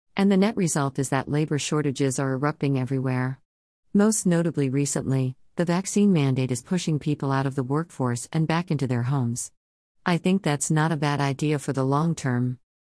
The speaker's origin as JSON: {"language": "English", "country": "United States", "said": "As an American"}